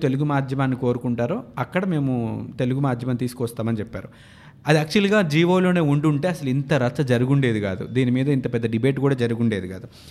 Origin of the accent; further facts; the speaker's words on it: India; మన భారతదేశంలో